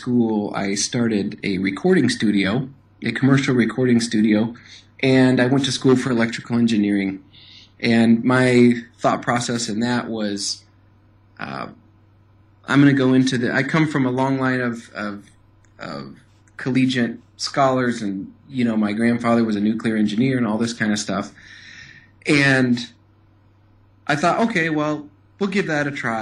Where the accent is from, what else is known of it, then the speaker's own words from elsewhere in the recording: Madison, Wisconsin, United States; I grew up in Madison, Wisconsin, and I went to school here, grew up here